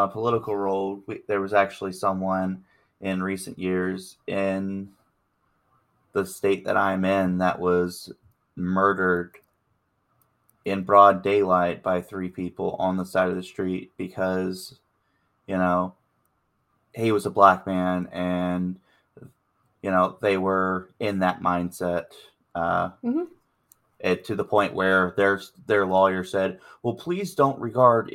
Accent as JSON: {"language": "English", "area": "America's Bible Belt", "region": "the South", "country": "United States", "tie": "born or raised there", "said": "I grew up Southern Baptist in America's Bible Belt"}